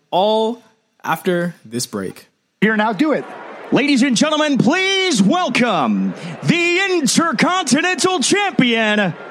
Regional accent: Canada; accent: Canadian; Are you mocking my Canadian accent right now?

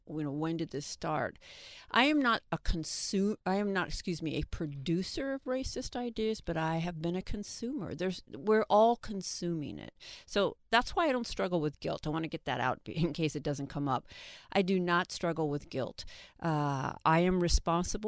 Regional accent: Seattle, Washington, United States; I'm from Seattle

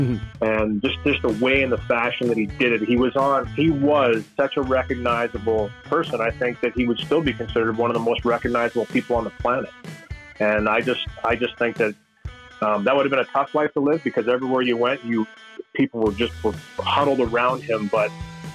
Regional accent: Canada; growing up in Canada

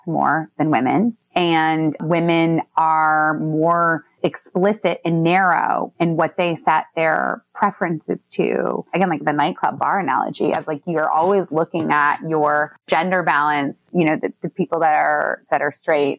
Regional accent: Midwest, United States; now in New York City, United States; I'm from the Midwest

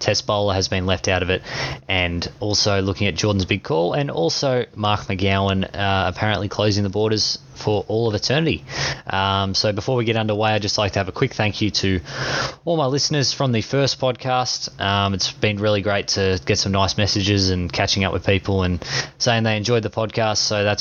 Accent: Australia; being Australian

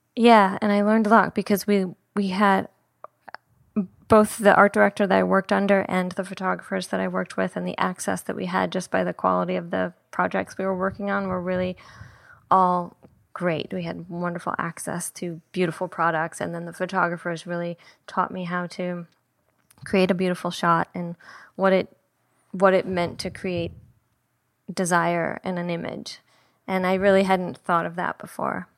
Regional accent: Saint Paul, Minnesota, United States; moved away as an adult; also born or lived in Indiana / San Francisco / Paris; now in Los Angeles, United States; I grew up in Minnesota. I grew up in Saint Paul, Minnesota, last of six kids

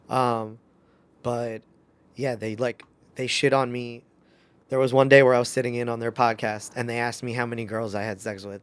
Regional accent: New York, United States; I'm a New Yorker

